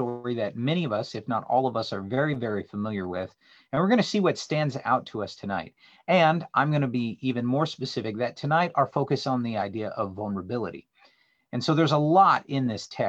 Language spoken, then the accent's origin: English; the Northwest, Pacific Northwest, United States; moved away; I grew up in the Northwest swimming